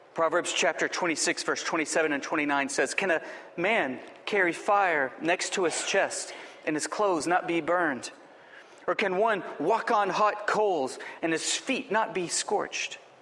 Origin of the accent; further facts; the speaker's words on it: Lubbock, Texas, United States; I grew up in Lubbock, Texas